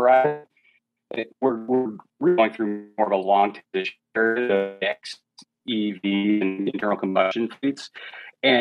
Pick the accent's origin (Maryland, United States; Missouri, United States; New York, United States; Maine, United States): Maine, United States; New England, coast of; I grew up in New England on the coast of Maine